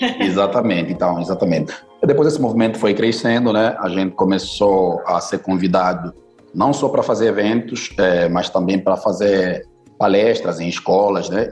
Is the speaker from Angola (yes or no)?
yes; Luanda, Luanda Province, Angola; now in Brazil; Eu nasci em Luanda, capital da Angola.